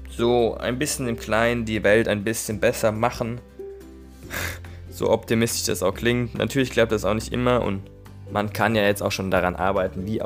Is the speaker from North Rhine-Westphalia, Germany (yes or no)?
no; Neckarhausen, Baden-Württemberg, Germany; ich komme aus Neckarhausen, habe ein FSJ in Offenburg im katholischen Jugendbüro gemacht